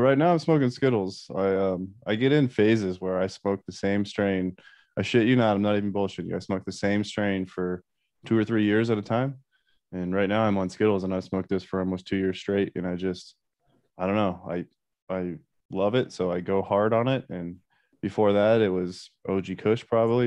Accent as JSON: {"language": "English", "region": "Colorado", "country": "United States", "tie": "born or raised there", "also_born_or_lived": "Iowa / Missoula, Montana", "said": "I was born in Iowa, but uh, I moved to Colorado at like kindergarten, so I consider myself a Colorado kid."}